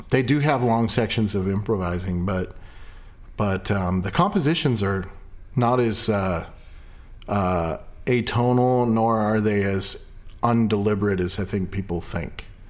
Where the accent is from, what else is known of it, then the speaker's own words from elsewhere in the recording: Ireland; I'm Irish